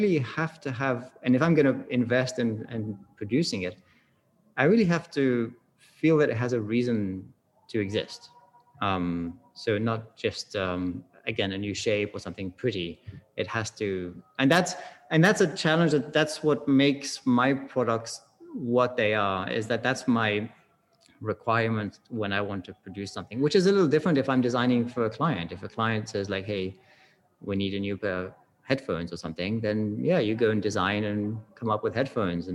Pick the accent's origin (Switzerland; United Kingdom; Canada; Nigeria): Switzerland; moved away; also born or lived in California / England (parents); I grew up in Switzerland, but I have English parents, so we drank tea a lot.